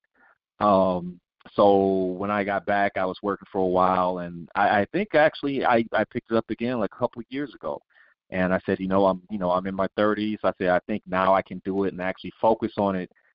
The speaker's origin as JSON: {"language": "English", "town": "Detroit", "region": "Michigan", "country": "United States", "tie": "born or raised there", "moved": "yes", "said": "growing up in Detroit"}